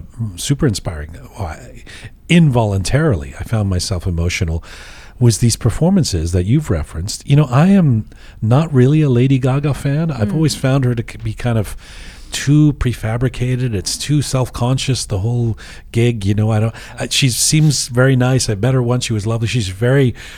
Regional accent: Canada; as a Canadian

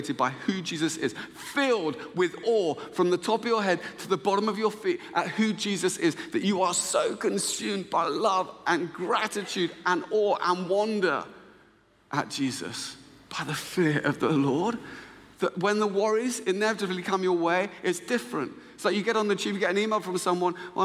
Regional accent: Luton, East of England, United Kingdom; moved away; I'm actually from Luton

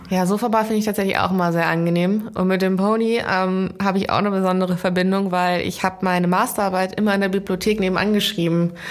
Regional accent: Lower Saxony, Germany; Ja, ich komme so Richtung Holland aus dem Norden

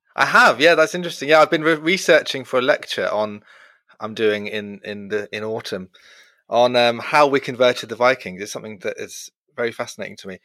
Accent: Brighton, South East England, United Kingdom; growing up in Brighton, the certainly the gay capital of England

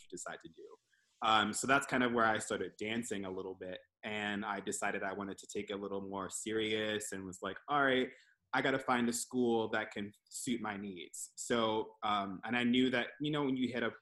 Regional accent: Towson, Maryland, United States; now in Philadelphia, United States; I am from Maryland. I grew up in Towson

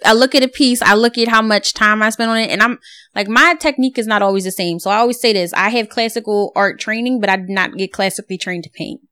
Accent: Philadelphia, Pennsylvania, United States; I'm from Philly

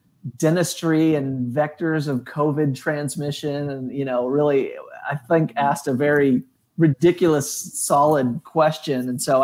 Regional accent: Indianapolis, Indiana, United States; ended up moving back to my hometown of Indianapolis.

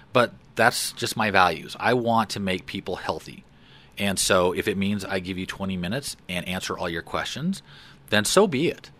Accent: Fort Collins, Colorado, United States; also born or lived in LaPorte, Colorado; I grew up in Fort Collins. So my parents moved us there in nineteen sixty-eight. I was a year and a half old.

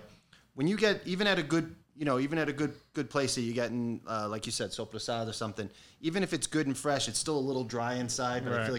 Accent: Hicksville, New York, United States; also born or lived in Bensonhurst, Brooklyn / Northport, New York; I grew up in Nassau County. I grew up in Hicksville, and now I live in Northport.

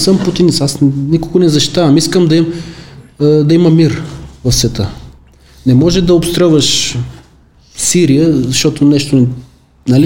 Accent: Veliko Tarnovo, Veliko Tarnovo Province, Bulgaria; Аз съм от Велико Търно

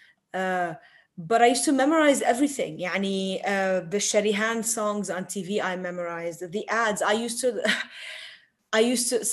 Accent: Tripoli, North Governorate, Lebanon; I grew up in Tripoli, an old street

